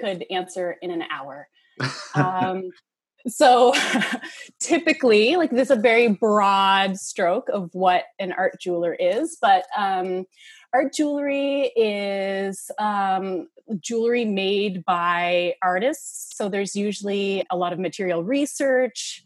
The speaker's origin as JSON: {"language": "English", "town": "Moncton", "region": "New Brunswick", "country": "Canada", "tie": "born or raised there", "also_born_or_lived": "Dartmouth, Nova Scotia", "moved": "as an adult", "lives_now": "Halifax, Canada", "said": "I'm from Moncton, New Brunswick, and I moved to Dartmouth in middle school and moved back to Moncton in high school"}